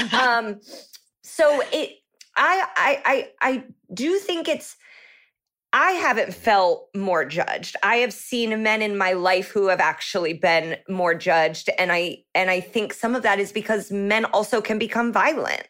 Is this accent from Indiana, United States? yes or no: yes; Indianapolis, Indiana, United States; moved away as an adult; now in Los Angeles, United States; I'm from the Indianapolis